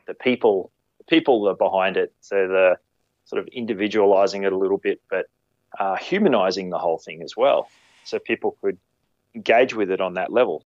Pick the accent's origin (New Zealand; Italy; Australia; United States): Australia; Queensland; moved away as an adult; now in New South Wales, Australia; I grew up in Queensland